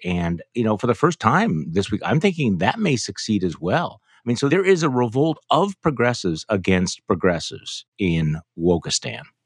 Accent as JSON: {"language": "English", "region": "Wisconsin", "country": "United States", "tie": "born or raised there", "said": "my home state of Wisconsin"}